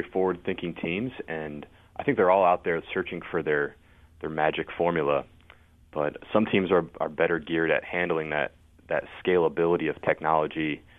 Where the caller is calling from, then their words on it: Rockville Centre, New York, United States; I'm calling in from Rockville Center on Long Island, New York. So we're just outside Manhattan.